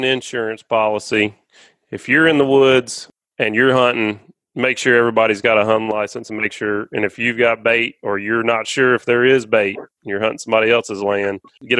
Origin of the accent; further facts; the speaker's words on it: Alabama, United States; also born or lived in Florida; I grew up hunting in Alabama. I still hunt in Alabama every year.